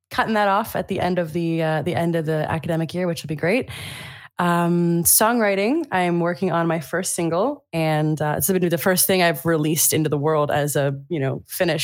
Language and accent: English; United States; moved away as an adult; also born or lived in Italy; now in Germany; as an American